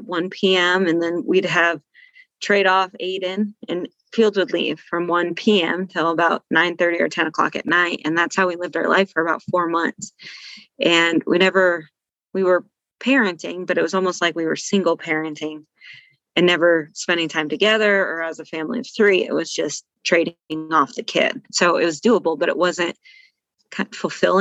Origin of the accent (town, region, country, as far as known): Steamboat Springs, Colorado, United States; born or raised there; moved away